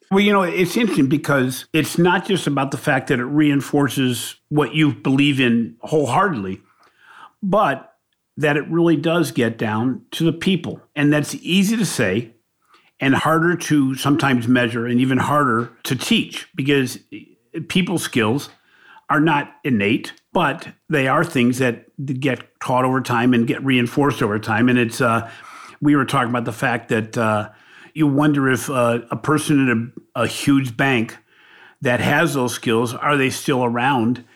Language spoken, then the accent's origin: English; Ohio, United States; We refer to Michigan as the team up north when we're from Ohio